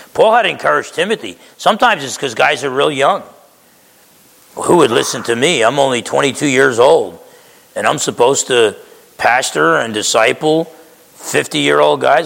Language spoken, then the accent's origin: English; Essex County, New Jersey, United States; moved away; I grew up in Essex County, New Jersey.